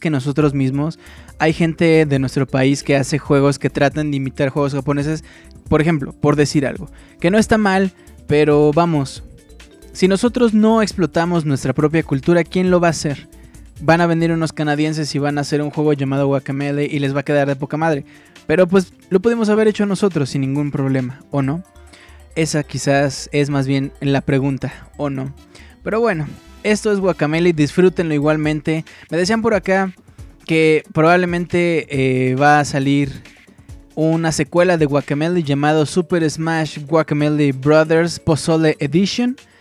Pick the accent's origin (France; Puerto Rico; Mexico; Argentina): Mexico; Como mexicano